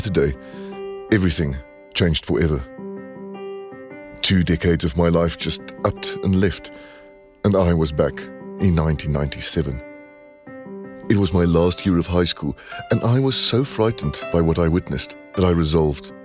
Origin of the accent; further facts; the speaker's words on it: Stellenbosch, Western Cape, South Africa; moved away; I'm in my hometown, Stellenbosch